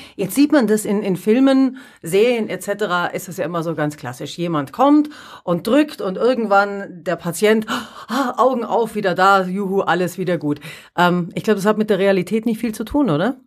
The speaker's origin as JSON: {"language": "German", "region": "Allgäu", "country": "Germany", "said": "hier bei uns im Allgäu, also ich, ich kann jetzt bloß von mir ausgehen, wohne weit draußen, alleinstehender Hof"}